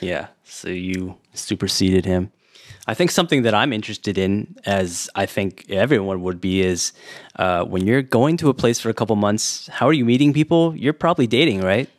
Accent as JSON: {"language": "English", "region": "California", "country": "United States", "also_born_or_lived": "Warsaw, Poland", "moved": "yes", "lives_now": "Taiwan", "said": "I'm from California"}